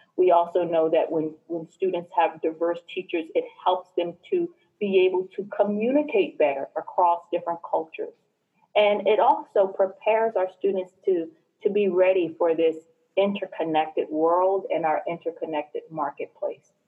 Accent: New Jersey, United States; I was born and raised in New Jersey

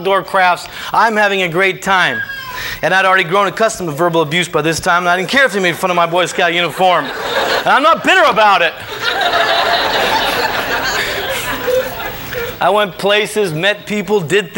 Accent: Venice, California, United States; also born or lived in Santa Monica, California; I was born in Santa Monica, St. John's Hospital. We lived in Santa Monica for a few years until we moved to Venice when I was 4

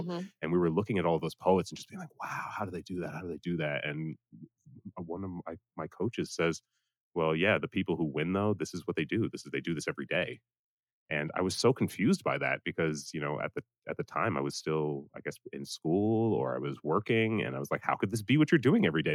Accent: Providence, Rhode Island, United States; moved away as an adult; also born or lived in Atlanta, Georgia / Boston, Massachusetts; I was born in Providence, Rhode Island. Uh, I lived there until 18.

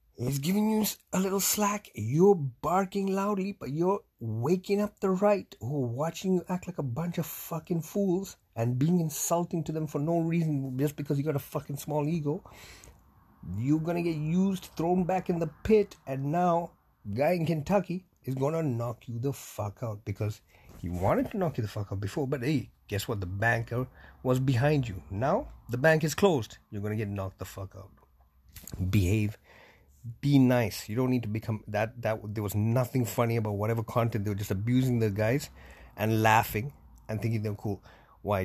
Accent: Canada

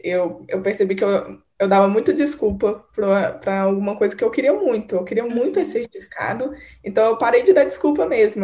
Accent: Divinópolis, Minas Gerais, Brazil; moved away as an adult; now in Belo Horizonte, Brazil; Eu sou naturalmente de Divinópolis, mas eu moro em BH tem uns seis anos.

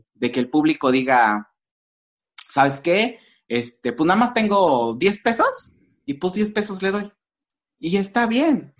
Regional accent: Valles Centrales, Oaxaca, Mexico; soy de Valles Centrales, soy, digamos, de cerca del centro o del centro de Oaxaca.

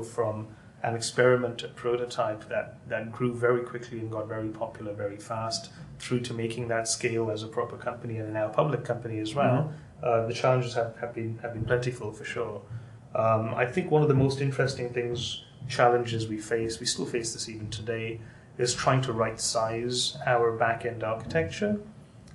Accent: Sri Lanka; now in San Francisco, United States; So I grew up in Sri Lanka, and in Sri Lanka, in the mid 90s

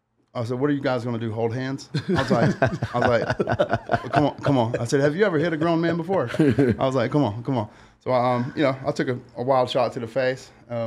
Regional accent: Greenville, South Carolina, United States; moved away as an adult; now in Lake Tahoe, United States; I'm from South Carolina.

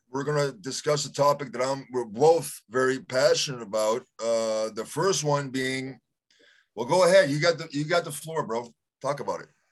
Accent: Canada; I'm Canadian.

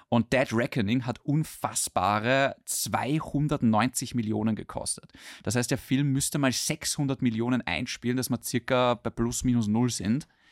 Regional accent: Austria; bei uns in Österreich

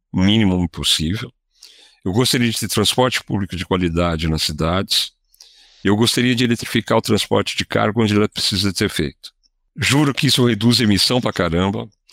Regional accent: Brazil; como brasileiro

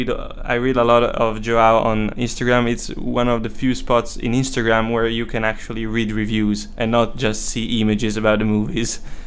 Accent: Monza, Lombardy, Italy; English is a second language; moved away as an adult; now in London, United Kingdom; I'm from Italy. I live nearby Monza, which is a small town mostly famous for the Formula One competition.

